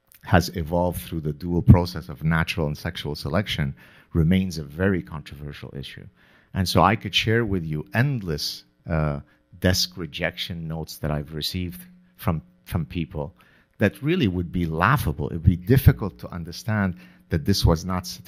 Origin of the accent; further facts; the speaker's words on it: Lebanon; moved away; also born or lived in Canada; growing up in the Lebanese Civil War